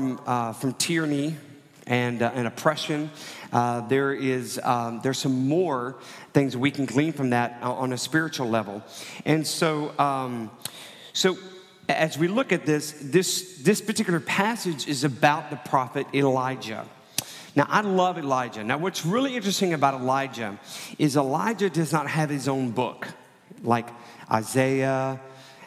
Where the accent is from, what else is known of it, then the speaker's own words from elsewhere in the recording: Texas, United States; now in Georgia, United States; I grew up in Texas